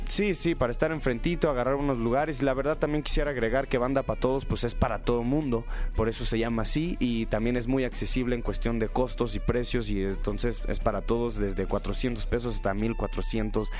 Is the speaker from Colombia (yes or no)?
no; State of Mexico, Mexico; yo del norte, pero del Estado de México